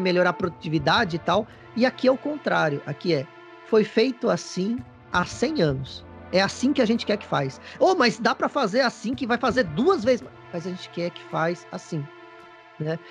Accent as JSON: {"language": "Portuguese", "country": "Brazil", "moved": "yes", "lives_now": "Japan", "said": "eu sou brasileiro"}